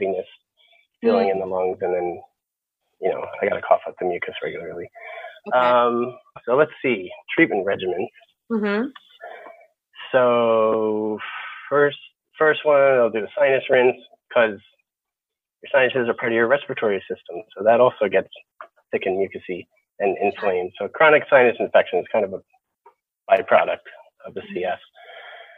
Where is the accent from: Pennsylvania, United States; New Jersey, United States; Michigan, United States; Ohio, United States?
Pennsylvania, United States; Upper Darby; moved away as an adult; also born or lived in Philadelphia, Pennsylvania; now in Southern California, United States; within our town, Upper Darby, Pennsylvania